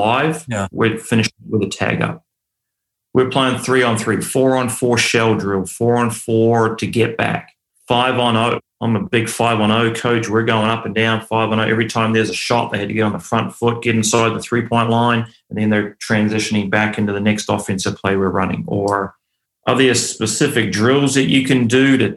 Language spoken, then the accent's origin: English; New Zealand; also born or lived in Australia; I grew up in New Zealand